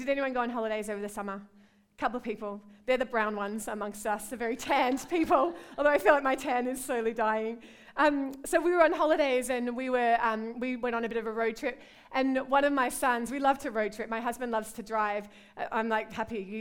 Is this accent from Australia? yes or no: yes; Australia; moved away as an adult; also born or lived in London; now in Liverpool, United Kingdom; I'm from Australia. You can hear my accent, right?